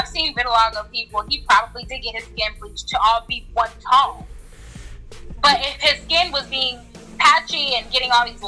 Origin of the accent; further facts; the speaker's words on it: California, United States; now in Chicago, United States; I'm from California.